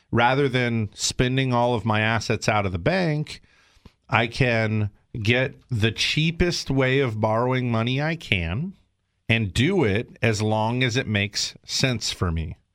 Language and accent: English; South Carolina, United States; now in California, United States; but I'm from South Carolina. My family's there, my roots are there, and I know I'm going back.